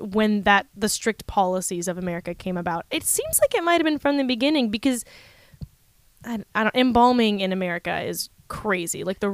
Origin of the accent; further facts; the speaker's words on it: California, United States; I grew up in California